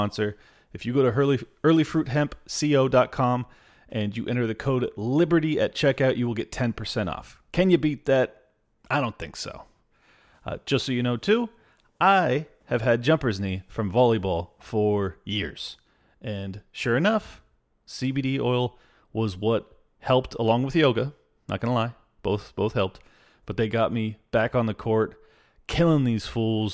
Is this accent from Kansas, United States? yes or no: no; California, United States; I'm born and raised here